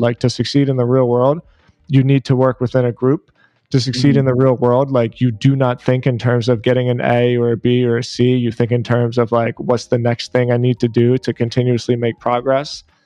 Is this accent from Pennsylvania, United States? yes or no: yes; Philadelphia, Pennsylvania, United States; moved away as an adult; now in South Florida, United States; I was born and raised in Philadelphia